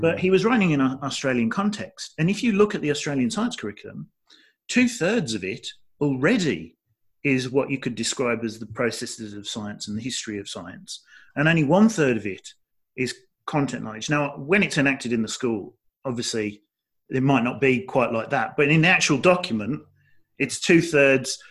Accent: Dudley, West Midlands, United Kingdom; moved away; I'm from the Midlands, uh, the English Midlands, so I'm from Dudley

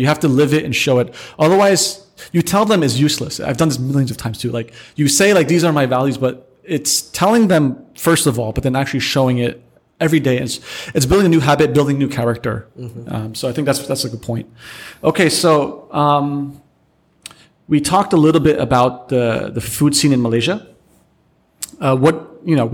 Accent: United States; moved away; I grew up in America

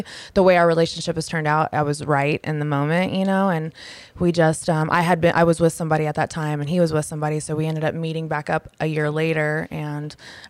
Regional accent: Las Vegas, Nevada, United States; moved away as an adult; also born or lived in Houston, Texas; now in Nashville, United States; I originally from Houston, moved to Vegas when I was 5. So I lived here for about 30-something years.

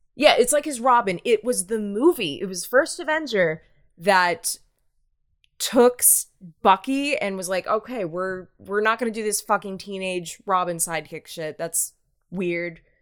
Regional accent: United States; as an American

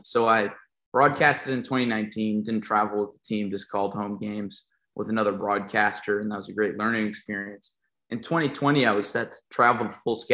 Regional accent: Rockford, Illinois, United States; my hometown of Rockford

